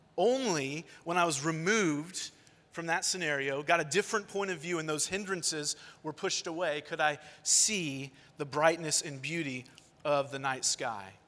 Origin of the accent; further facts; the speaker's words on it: Long Beach, California, United States; moved away; also born or lived in Georgia; I'm from Long Beach, California, Los Angeles County. I spent the first chunk of my life there